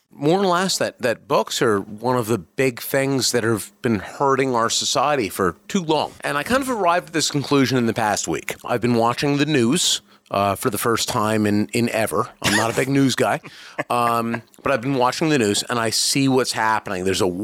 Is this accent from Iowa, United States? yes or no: yes; Iowa, United States; No. Okay. I'm not. I'm from Iowa.